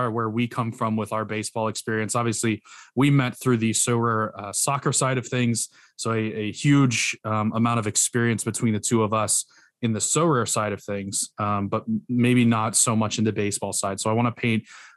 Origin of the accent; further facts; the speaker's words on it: South Carolina, United States; I grew up in the South, so big Braves fan from South Carolina